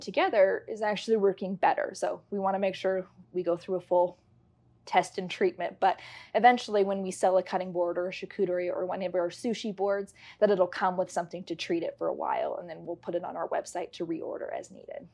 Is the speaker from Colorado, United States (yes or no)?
yes; Castle Rock, Colorado, United States; I am born and raised in Castle Rock, so this has always been home